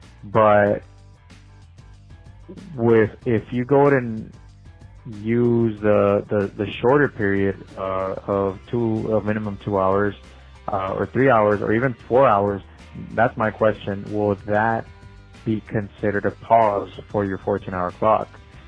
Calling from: Laredo, Texas, United States; I'm calling you from Dial Van Inc., a trucking company here in Laredo, Texas.

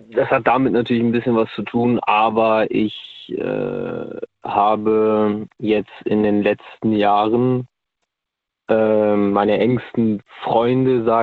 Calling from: North Rhine-Westphalia, Germany; äh, ich komme aus

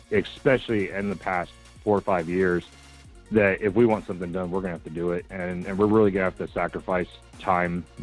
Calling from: Palmer, United States; Hey, Michael. It's … from Palmer.

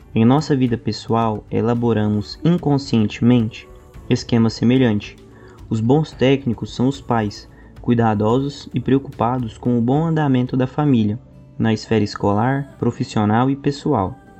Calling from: Goiânia, Goiás, Brazil; eu falo de Goiânia

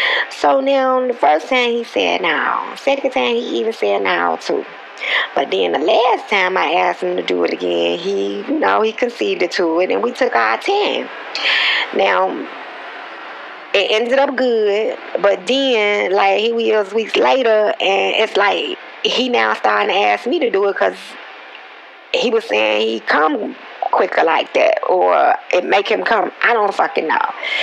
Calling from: Texas, United States; I'm calling from Texas, and I'm listening to In My Head

